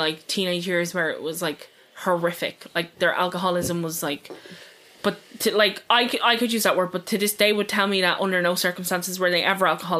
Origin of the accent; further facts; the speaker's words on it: Dublin, County Dublin, Ireland; I'm from Dublin, right? And it's a big sprawl